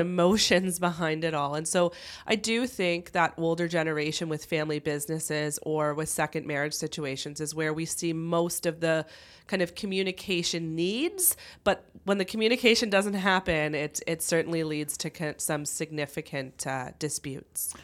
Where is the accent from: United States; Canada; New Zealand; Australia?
Canada; Kitchener, Ontario; also born or lived in London, Ontario; I grew up in the Kitchener-Waterloo area